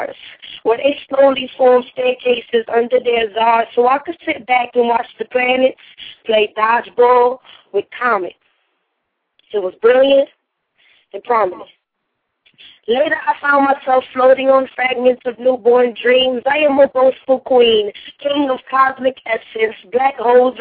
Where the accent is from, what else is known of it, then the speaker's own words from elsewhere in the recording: New York City, New York, United States; now in Tampa, United States; I'm from Brooklyn, but I'm in Tampa, Florida right now